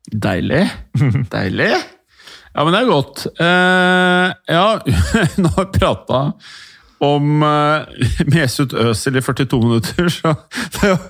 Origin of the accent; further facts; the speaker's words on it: Norway; Man var stolt som nordmann av å ha Rosenborg